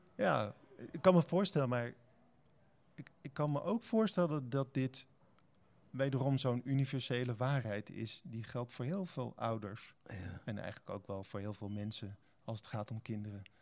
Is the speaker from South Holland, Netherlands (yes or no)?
yes; Spijkenisse, South Holland, Netherlands; also born or lived in Heerlen; now in Utrecht, Netherlands; ik ben eh, geboren in Heerlen en getogen in Spijkenisse